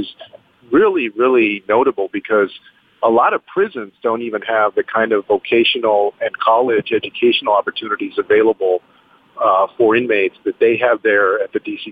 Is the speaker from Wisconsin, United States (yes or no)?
no; San Antonio, Texas, United States; having grown up in the neighborhoods that I grew up in San Antonio